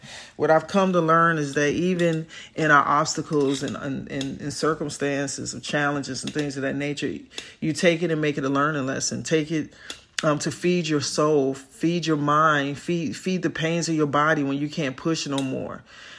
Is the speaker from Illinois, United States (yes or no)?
yes; Chicago, Illinois, United States; I'm from South Side of Chicago, so inner city youth, sports, academia